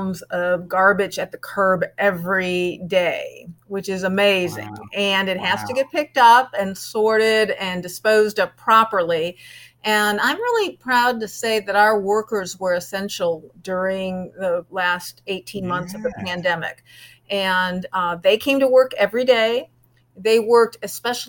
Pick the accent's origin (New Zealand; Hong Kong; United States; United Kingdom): United States; Chicago, Illinois; moved away; also born or lived in Southern California; I grew up in Chicago, so I'm a Bear fan